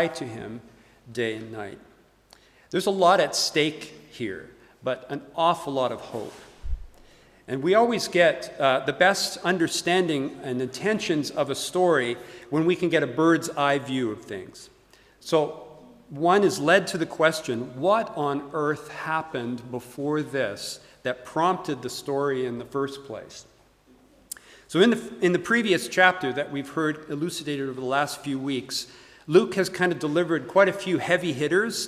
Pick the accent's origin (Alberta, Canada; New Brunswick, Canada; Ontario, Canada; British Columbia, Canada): Alberta, Canada; Calgary; moved away as an adult; also born or lived in United States; now in Edinburgh, United Kingdom; I'm Canadian by birth, born and raised in Calgary, Alberta.